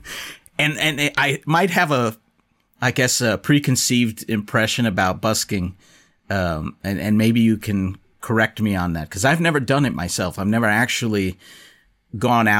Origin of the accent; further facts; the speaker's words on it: United States; as an American